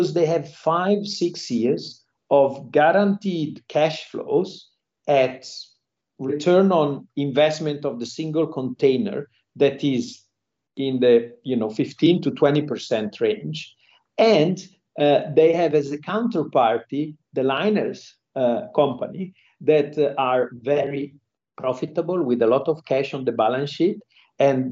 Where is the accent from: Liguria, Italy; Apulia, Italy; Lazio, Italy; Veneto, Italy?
Liguria, Italy; Genoa; moved away as an adult; also born or lived in Milan / London; now in Singapore; I'm from Genoa, Italy, and there are many, they call us Genovese people here in Singapore.